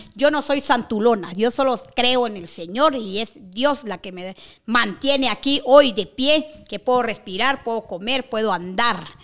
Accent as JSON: {"language": "Spanish", "country": "Guatemala", "said": "estoy en mi país, soy guatemalteca"}